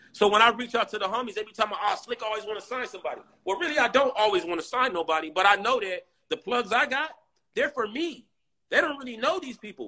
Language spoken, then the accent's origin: English; San Diego, California, United States; I'm from Lincoln Park